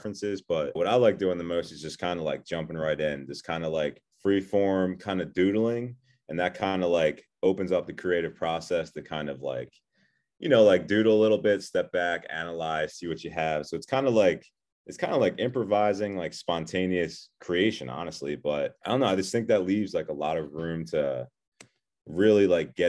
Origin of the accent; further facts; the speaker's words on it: Philadelphia, Pennsylvania, United States; Yeah, so I'm from Philadelphia, do a lot of painting and drawing on all kinds of mediums